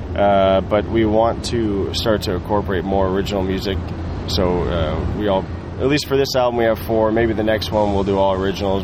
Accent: Oregon, United States; dude that I that I grew up with in Oregon

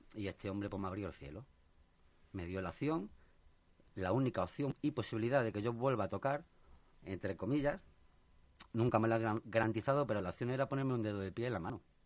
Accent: Talavera de la Reina, Castilla-La Mancha, Spain; also born or lived in Madrid; yo me he criado en Talavera. ¿Mm? Y bueno, eh, soy de aquí, de Madrid, pero vivo toda la vida en Talavera.

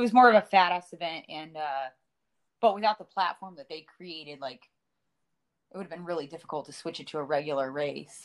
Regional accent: West Coast, United States; moved away; also born or lived in Big Bear, California; I'm originally from West Coast. Uh, I used to live in uh, Big Bear, California

